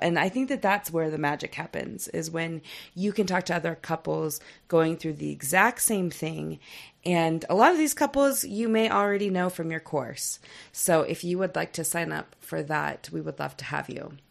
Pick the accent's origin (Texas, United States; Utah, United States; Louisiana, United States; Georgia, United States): Utah, United States; moved away; I'm from Utah County